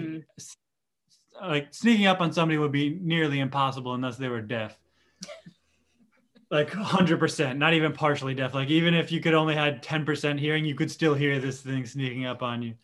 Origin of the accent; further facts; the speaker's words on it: Dunedin, Florida, United States; I'm uh, Dunedin, Florida native